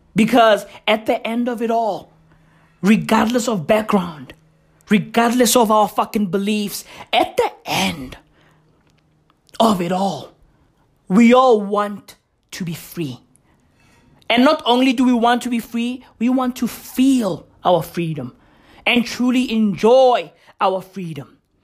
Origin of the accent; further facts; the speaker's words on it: Johannesburg, Gauteng, South Africa; I grew up in Johannesburg